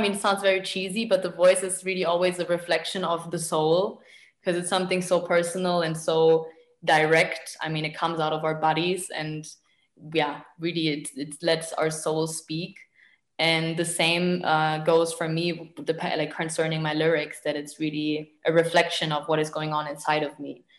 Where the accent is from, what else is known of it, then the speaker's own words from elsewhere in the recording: Munich, Bavaria, Germany; moved away as an adult; also born or lived in Arnhem; now in Berlin, Germany; originally, I grew up in Munich